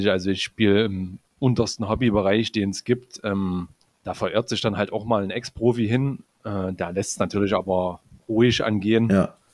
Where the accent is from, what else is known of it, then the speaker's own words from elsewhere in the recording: Borna, Saxony, Germany; now in Grimma, Germany; geboren bin ich ähm, 1989 in Borna. Das äh, liegt 30 Kilometer südlich von Leipzig. Also ich bin ein echter Sachse.